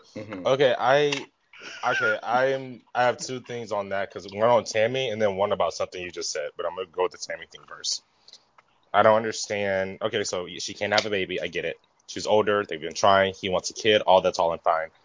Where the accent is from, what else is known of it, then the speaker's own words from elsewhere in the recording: Mississippi, United States; now in Dallas, United States; I'm from I'm from Mississippi.